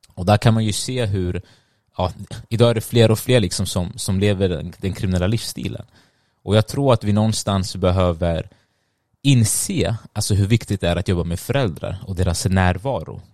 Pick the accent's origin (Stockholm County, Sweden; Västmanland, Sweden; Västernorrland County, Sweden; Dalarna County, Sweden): Stockholm County, Sweden; also born or lived in Sundbyberg; jag är född och uppväxt i Sverige, eh, men mina föräldrar är från Eritrea